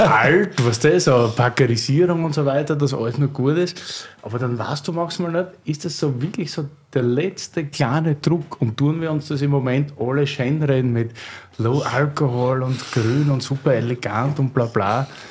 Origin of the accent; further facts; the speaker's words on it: Berlin, Germany; als Berliner